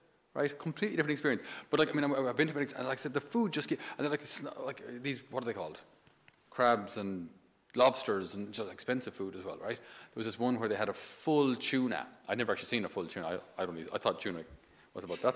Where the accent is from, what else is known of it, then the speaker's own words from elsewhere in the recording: Ireland; also born or lived in Naples; us being Irish